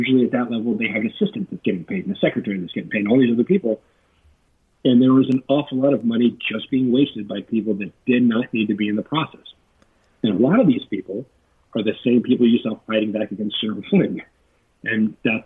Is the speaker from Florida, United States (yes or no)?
no; Texas, United States; I grew up in Texas